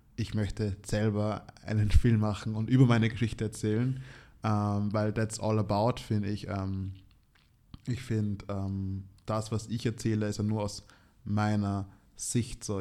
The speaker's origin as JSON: {"language": "German", "country": "Austria", "said": "als Österreicher mit schwarzer Hautfarbe"}